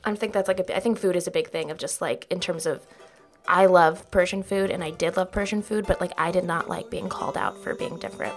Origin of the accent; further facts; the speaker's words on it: outside of LA, Southern California, United States; moved away as an adult; also born or lived in Texas; now in New York, United States; I was in Texas until I was, like, six, and I, like, moved with my mom for her job. She moved to California